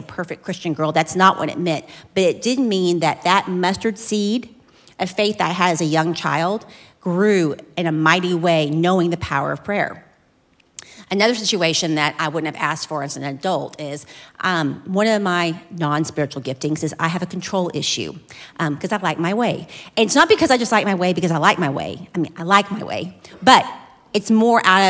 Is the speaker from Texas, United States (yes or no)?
yes; Flower Mound, Texas, United States; I was born and raised in Flower Mound